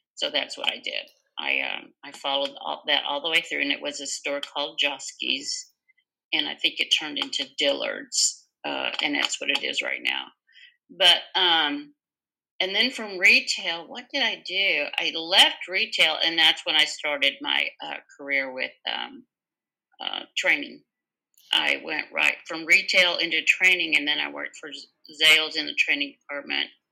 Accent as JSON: {"language": "English", "town": "Dallas", "region": "Texas", "country": "United States", "tie": "born or raised there", "said": "born and raised right here."}